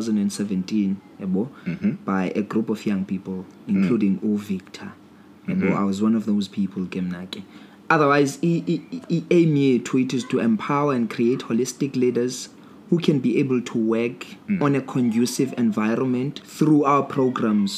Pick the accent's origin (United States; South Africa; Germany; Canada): South Africa; Uitenhage, Eastern Cape; I am born, bred and buttered here in Uitenhage